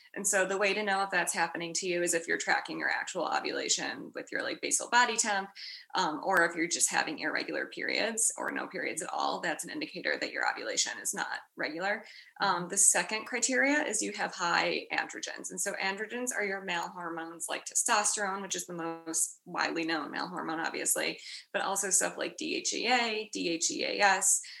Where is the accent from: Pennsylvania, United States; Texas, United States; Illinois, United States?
Illinois, United States; Chicago; moved away as an adult; also born or lived in Washington, District of Columbia, United States / New York; now in San Francisco, United States; I am from Chicago, so proud Midwesterner. Uh, grew up in a suburb a little bit north of the city